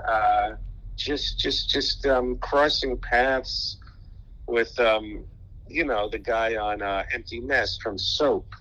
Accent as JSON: {"language": "English", "town": "New York City", "region": "New York", "country": "United States", "tie": "born or raised there", "said": "I grew up in Brooklyn, New York, in Sheepshead Bay"}